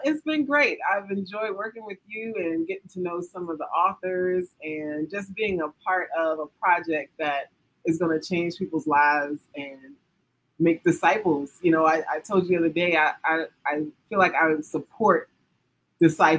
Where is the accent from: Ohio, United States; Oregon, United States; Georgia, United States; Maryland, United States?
Maryland, United States; I'm born and raised in Maryland